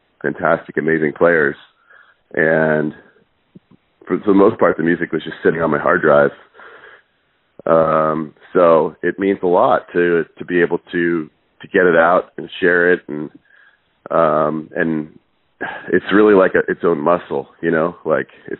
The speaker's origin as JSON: {"language": "English", "town": "Seattle", "region": "Washington", "country": "United States", "tie": "born or raised there", "also_born_or_lived": "Cape Town, South Africa / East Coast, United States", "said": "They moved us to the States, and, we moved around the East Coast for a couple of years, and we ended up in Seattle."}